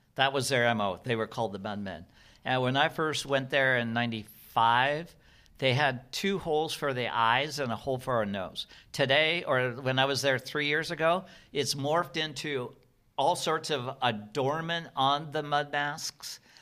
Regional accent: Seattle, Washington, United States; Well, I'm from Seattle

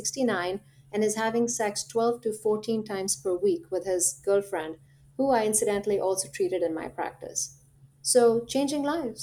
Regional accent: India; now in United States; I'm from India

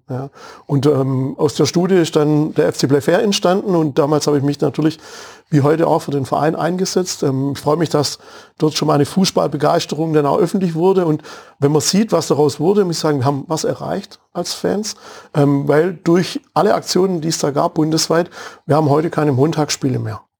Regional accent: Waldenbuch, Baden-Württemberg, Germany; also born or lived in Nürtingen; mit einem Bruder im schönen Ortsteil Glashütte zwischen Stuttgart und Tübingen aufgewachsen

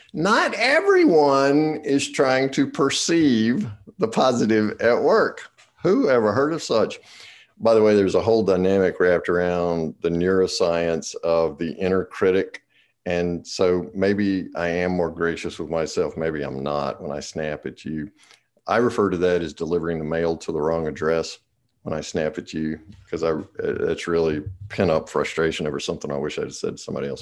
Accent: the South, Eastern North Carolina, United States; I'm from the South, in Eastern North Carolina

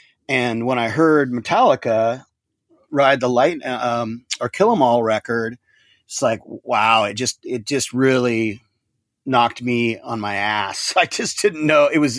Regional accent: Seattle, Washington, United States; also born or lived in Dallas, Texas; I was actually born in Dallas, Texas, but yeah, I moved to Seattle when I was 2 years old, and okay. I grew up in Seattle, so I spent from 1972 to 1996 in Seattle, Washington.

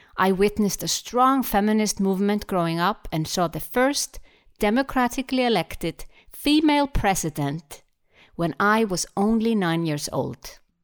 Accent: Iceland; I'm from Iceland, an island in the middle of the Atlantic Ocean.

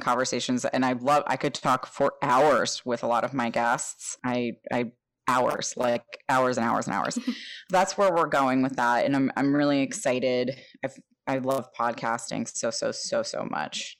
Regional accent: New Jersey, United States; moved away; I grew up in North Jersey

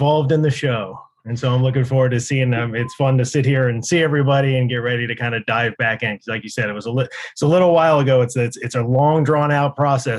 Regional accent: northwestern Pennsylvania, United States; moved away; we're all from kind of the same hometown, the small town in northwestern Pennsylvania

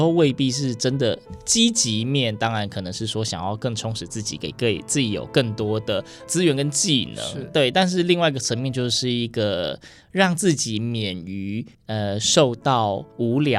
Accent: Yilan County, Taiwan; 我也是宜兰人

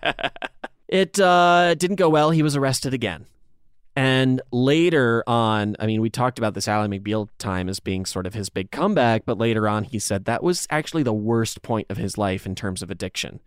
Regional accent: Dansville, United States; in my hometown of Dansville, there was a laundromat video store

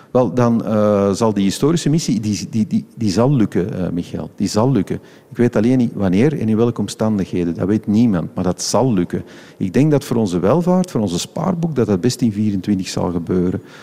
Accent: Flanders, Belgium; als Vlamingen

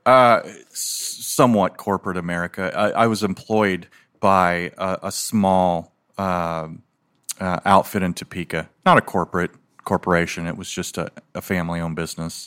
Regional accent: Philippines; now in United States; I was born in the Philippines, and so back then, so this was nineteen sixty-eight

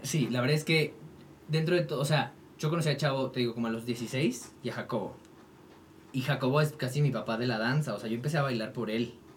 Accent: Toluca, State of Mexico, Mexico; now in Mexico City, Mexico; yo nací allá, crecí allá, empecé a hacer teatro musical allá

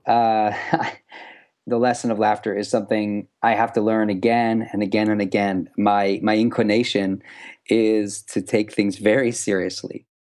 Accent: United States; as American Jewish kid sort of, you know, growing up in this, this era

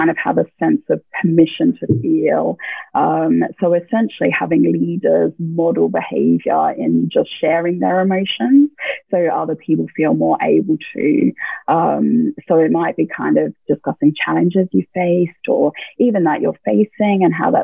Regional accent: Australia; just being Australian

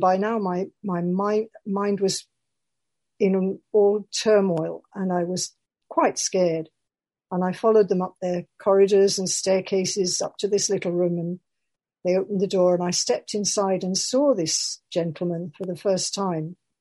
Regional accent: Birmingham, West Midlands, United Kingdom; I'm a Quaker from Birmingham

